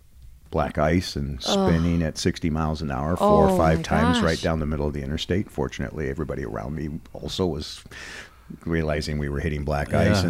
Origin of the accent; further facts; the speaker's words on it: Minneapolis, Minnesota, United States; moved away as an adult; now in Omaha, United States; growing up in the Twin Cities, in Northeast Minneapolis